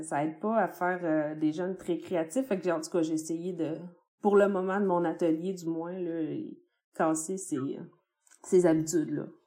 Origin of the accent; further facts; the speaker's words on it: Baie-Comeau, Quebec, Canada; moved away as an adult; quand je suis partie, en fait, de Bécomo, j'avais 18 ans, puis j'étais pas tant que ça intéressée par ma région